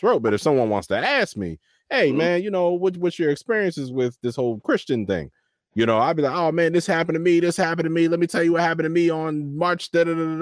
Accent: Waldorf, Maryland, United States; I grew up in Waldorf

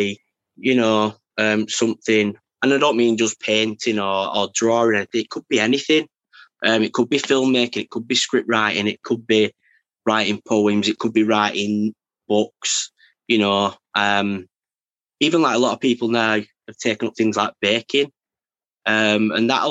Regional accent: Wigan, North West England, United Kingdom; also born or lived in Shevington; pretty much Wigan town centre. So yeah, and then Scholes, Welly kind of area. So, you know, not wealthy areas, you know, grown up a lot on council

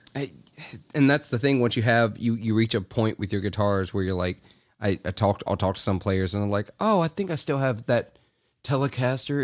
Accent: Clarksdale, Mississippi, United States; I'm from Clarksdale, Mississippi

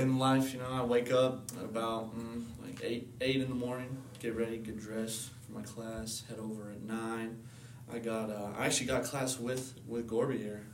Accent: Menifee, California, United States; moved away as an adult; now in West Virginia, United States; growing up on the West Coast

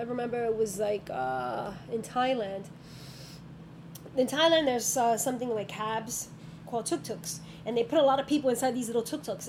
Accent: New York, United States; But I think it's already embedded in me as a New Yorker.

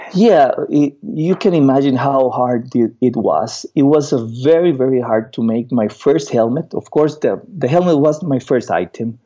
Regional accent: Costa Rica; I'm from Costa Rica.

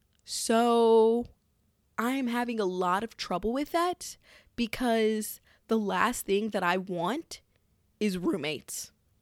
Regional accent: Midwest, United States; But also, I'm from the Midwest, and shit is just so cheap.

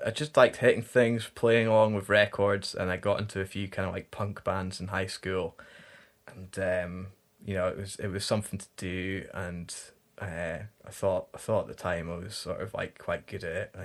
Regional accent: the Highlands, Scotland, United Kingdom; moved away; growing up in the Highlands

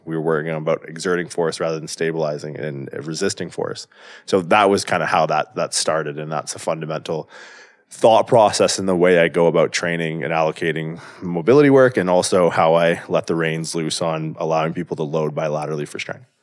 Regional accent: southwestern Ontario, Canada; moved away as an adult; also born or lived in California; I grew up in Canada, small town in southwestern Ontario.

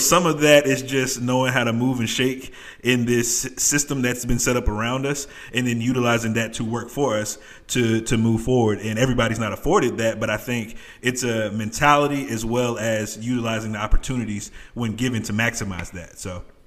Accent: New York City, New York, United States; I'm from New York City

